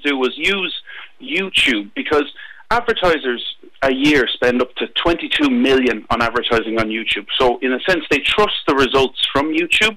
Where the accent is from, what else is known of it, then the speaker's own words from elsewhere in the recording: Midlands, Ireland; I'm from the Midlands myself